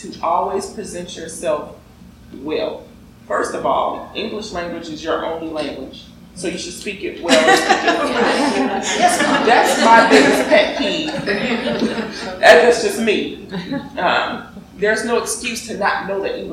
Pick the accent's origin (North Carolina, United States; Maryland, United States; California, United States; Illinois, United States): Illinois, United States; Chicago; I'm from Chicago